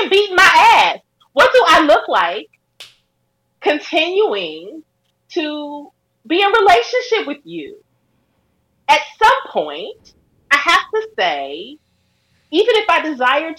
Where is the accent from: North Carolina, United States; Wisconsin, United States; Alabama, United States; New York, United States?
Wisconsin, United States; Milwaukee; I grew up in Milwaukee, Wisconsin. I grew up in the fucking Midwest.